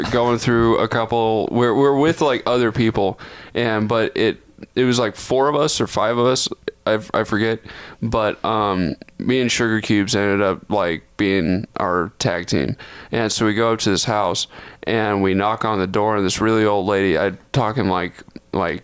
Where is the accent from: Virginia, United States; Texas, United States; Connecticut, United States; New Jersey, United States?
Texas, United States; I grew up in Texas.